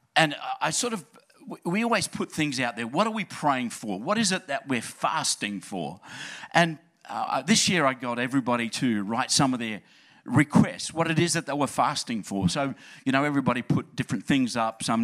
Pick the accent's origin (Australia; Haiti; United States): Australia; Adelaide, South Australia; moved away; It really is my home church, and I grew up in Adelaide, loved the place, trying to convince my family to come back.